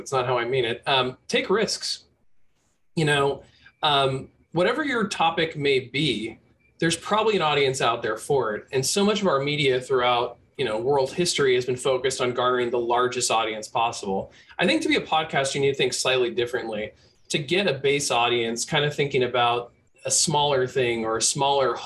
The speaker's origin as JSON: {"language": "English", "area": "Bay Area", "region": "California", "country": "United States", "tie": "born or raised there", "said": "growing up in the Bay Area"}